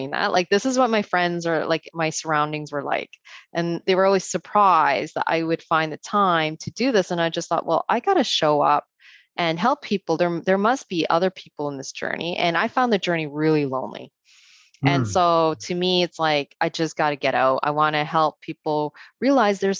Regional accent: Canada; as a Canadian, as a female too

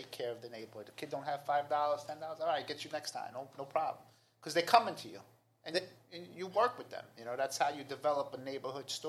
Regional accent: New York City, New York, United States; I'm from Queens

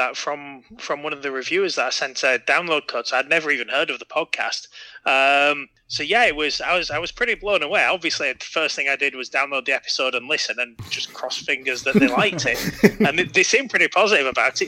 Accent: North Shields, North East England, United Kingdom; I'm from the northeast of England, near a city called Newcastle, which people might have heard of, in a tiny little town called North Shields that no one will have heard of.

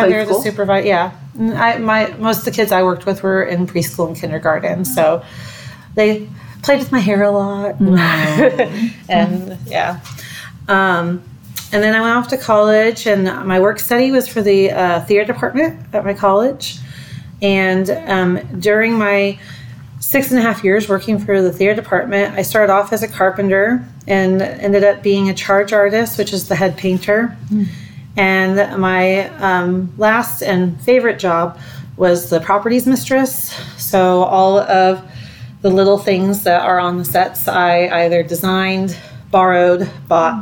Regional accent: Oklahoma City, Oklahoma, United States; also born or lived in Stillwater, Oklahoma / Guthrie, Oklahoma; I am from the Oklahoma City area. I was born there, grew up there.

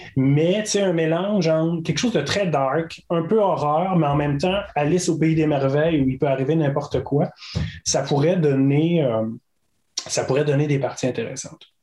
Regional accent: Caplan, Gaspésie, Quebec, Canada; je viens de Capcha en Gaspésie, qui est un, petit village

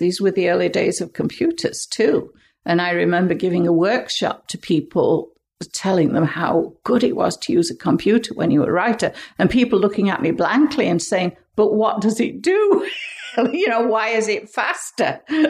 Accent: England, United Kingdom; now in Canada; And so we came over from England for the opening of the museum, and Dave headed up the natural history department, which eventually became a dinosaur department and became the Drumheller Museum.

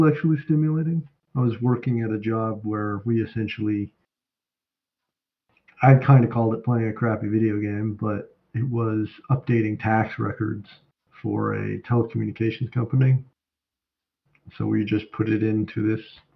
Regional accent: Colorado Springs, Colorado, United States; I'm from Colorado Springs

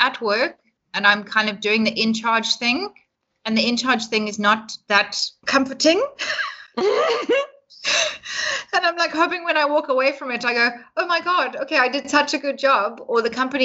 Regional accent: Johannesburg, Gauteng, South Africa; now in Cape Town, South Africa; I had a really nice time with family and friends there because I'm from Johannesburg

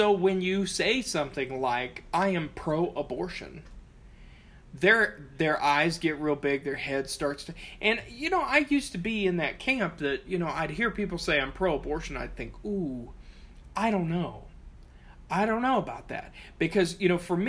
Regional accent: Appalachia, United States; also born or lived in southern Ohio; I'm Appalachian

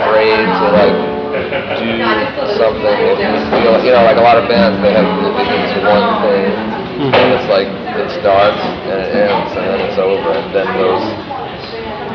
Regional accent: New York, United States; We're all from New York

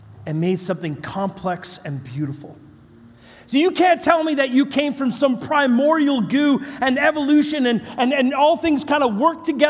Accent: British Columbia, Canada; I'm from British Columbia, Canada.

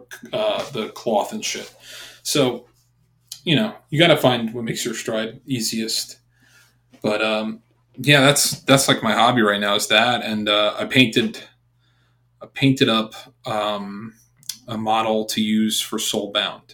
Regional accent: New York, United States; moved away; I'm not from Boston, dude. I'm from New York

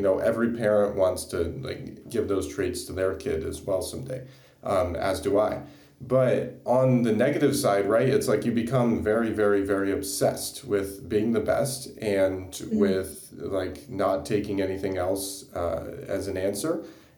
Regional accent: South Bend, Indiana, United States; now in Tampa, United States; I grew up in South Bend, Indiana, which is not too far from the University of Notre Dame.

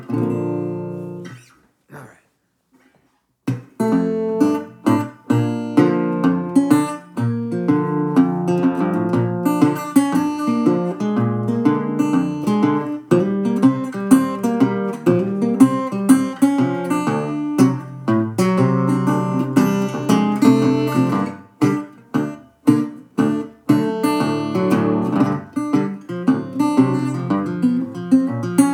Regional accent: United States; I'm typically like the Lone Ranger from America

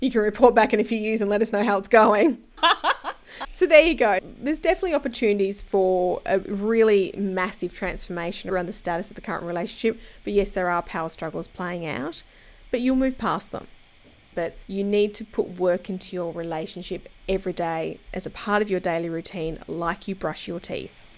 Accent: Australia; I'm an Aussie

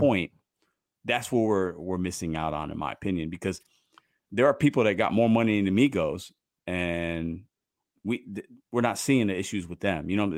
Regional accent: Chicago, Illinois, United States; growing up in Chicago

